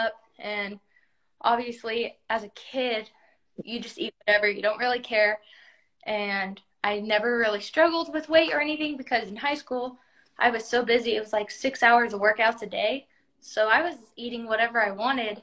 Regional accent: Idaho, United States; now in Nevada, United States; I grew up in Idaho

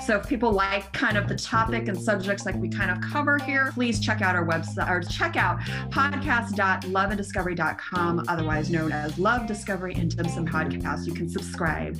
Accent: United States; I'm American-born Chinese

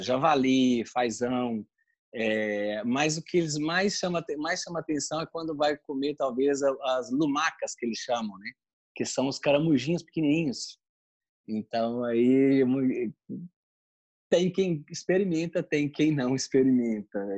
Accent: Brazil; moved away as an adult; now in Rome, Italy; eu saí do Brasil. E quando eu saí, eu saí muito jovem

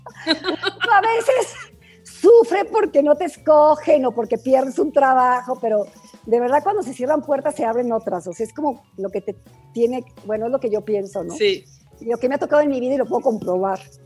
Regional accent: Mexico; moved away as an adult; also born or lived in Germany; yo soy latina, mexicana

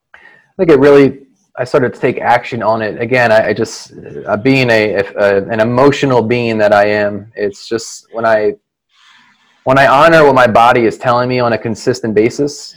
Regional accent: Philadelphia, Pennsylvania, United States; I'm born and raised in the Philadelphia area. I haven't moved too far, about five miles from where I grew up

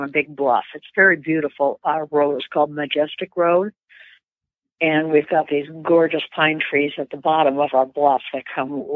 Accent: Menominee, Michigan, United States; now in Minnesota, United States; Menominee, Michigan, the Upper Peninsula, and that's where my fishing started. When I was 6 years old

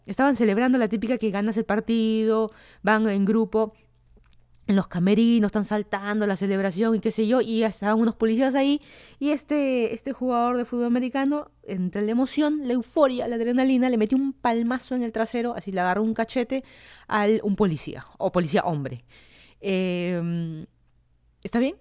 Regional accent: Lima, Peru; moved away as an adult; also born or lived in Miami, United States / Virginia, United States; now in Fairfax County, Virginia, United States; yo soy de Perú, toda mi vida he vivido en Lima

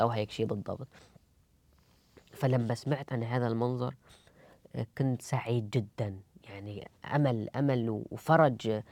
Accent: Idlib, Idlib Governorate, Syria; moved away as an adult; also born or lived in Germany; now in Cologne, Germany; أرجع أدلب

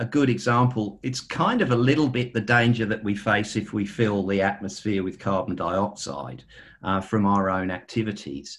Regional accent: United Kingdom; moved away; I'm a Brit by birth

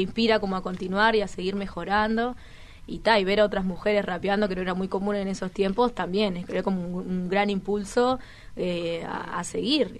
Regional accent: Toledo, Canelones, Uruguay; Yo soy de Toledo, Canelones

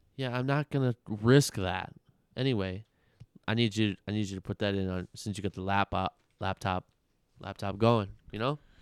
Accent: Las Vegas, Nevada, United States; growing up in Vegas our whole lives

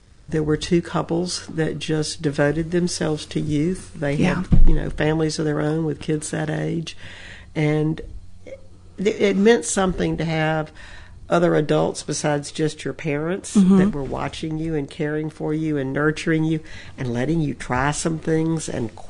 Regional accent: Georgia, United States; moved away as an adult; now in Memphis, United States; Well, I left Georgia and went to college in Dallas at mm-hmm. Southern Methodist University.

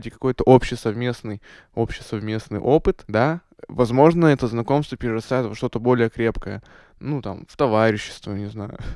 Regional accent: Perm, Perm Krai, Russia; а я, кстати, тоже из Перми.

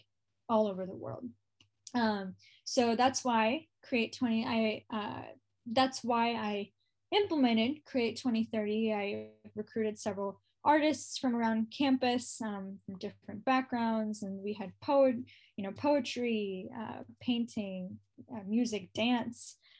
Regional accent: United States; I was born in the United States

